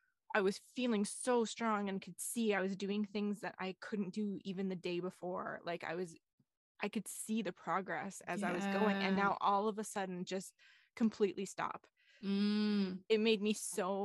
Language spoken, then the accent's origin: English; Alberta, Canada; moved away; I grew up in Alberta